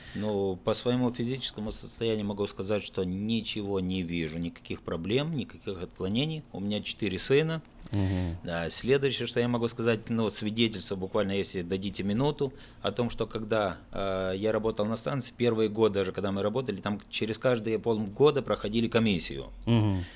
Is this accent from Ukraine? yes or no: yes; Odesa Oblast, Ukraine; Я родился в Одесской области в 1966 году, а, окончил Одесскую мореходку